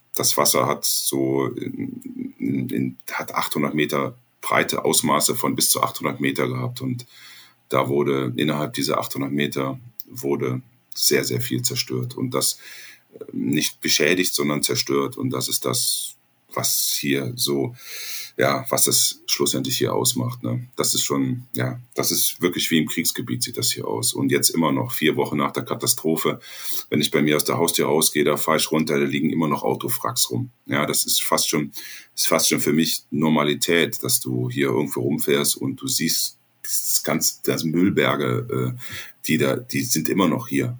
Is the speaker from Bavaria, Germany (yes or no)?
no; Ahr Valley, Rhineland-Palatinate, Germany; ich komme aus dem Ahrtal. Das Ahrtal ist meine Heimat